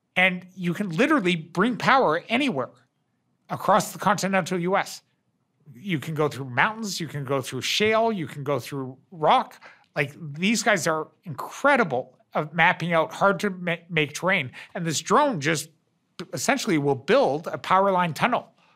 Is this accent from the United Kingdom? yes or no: no; Canada; I'm I'm a Canadian